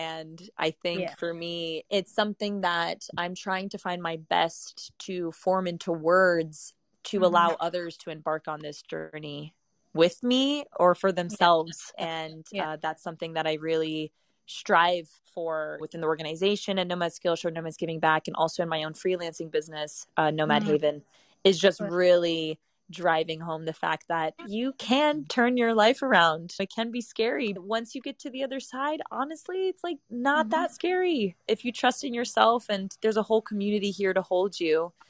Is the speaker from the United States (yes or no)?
no; Italy; English is a second language; also born or lived in Bali, Indonesia; So for me, it's very easy to travel between Europe, but being born and raised in Italy, it's a 30-euro, 40-euro plane ride over.